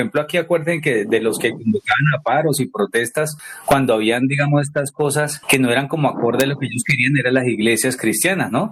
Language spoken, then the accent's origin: Spanish; Colombia; now in Cali, Colombia; la gente que es de mi, de, mi origen, de allá mi pueblo